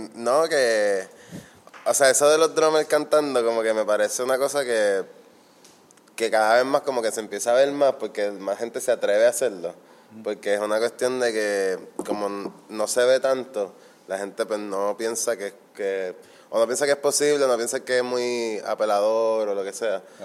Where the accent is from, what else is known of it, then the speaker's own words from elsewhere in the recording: Fajardo, Puerto Rico; moved away as an adult; also born or lived in Berkeley; yo soy del Conqui. De hecho, yo me voy a mudar para allá ahora de nuevo.